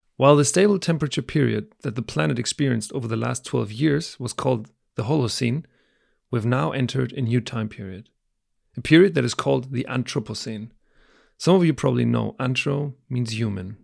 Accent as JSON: {"language": "English", "country": "Germany", "tie": "born or raised there", "moved": "yes", "said": "my home country, Germany"}